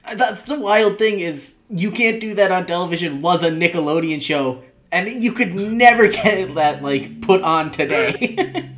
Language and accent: English; New York City metropolitan area, United States; growing up in the New York City metropolitan area